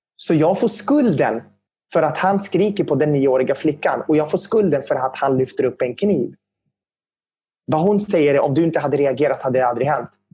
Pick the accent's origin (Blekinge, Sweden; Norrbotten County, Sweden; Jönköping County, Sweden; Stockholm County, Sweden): Stockholm County, Sweden; Södertälje; jag är ju syrian och att växa upp som syrian i Södertälje, det var ju speciellt